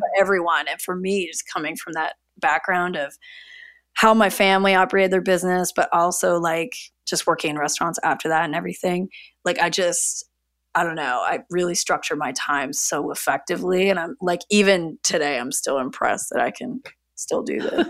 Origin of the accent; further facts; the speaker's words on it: Niagara region, Ontario, Canada; also born or lived in Toronto; I grew up in the Niagara region of Ontario, so, like, near Niagara Falls